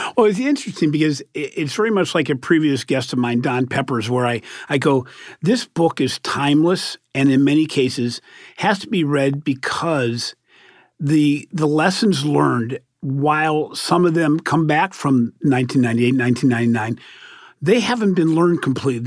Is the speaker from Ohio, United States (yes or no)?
yes; Cleveland, Ohio, United States; both Jim Gilmore's and my hometown of Cleveland